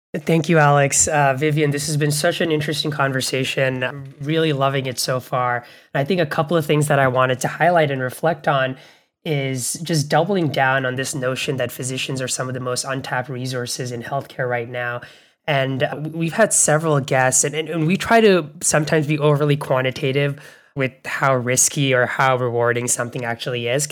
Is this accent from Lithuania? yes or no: no; Bangladesh; now in United States; where I grew up in Bangladesh